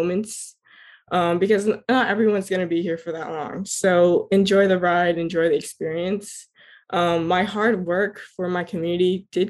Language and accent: English; Miramar, Florida, United States; I was born and raised in Miramar, Florida